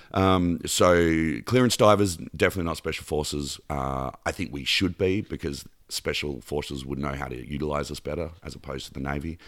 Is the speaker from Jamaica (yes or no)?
no; Canberra, Australian Capital Territory, Australia; also born or lived in Mornington Peninsula, Victoria / Bondi Beach, Sydney; I was born in Melbourne, uh, about an hour and a half south of Melbourne in a little town called Mornington Peninsula, and Dad got posted to the capital of Australia as, um, a cop. He was, um, Australian Bureau of Criminal Intelligence. So we moved to Canberra when I was ten